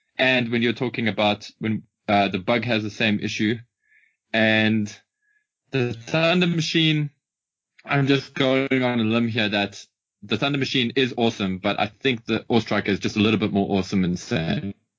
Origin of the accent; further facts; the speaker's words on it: South Africa; as a South African, as a South African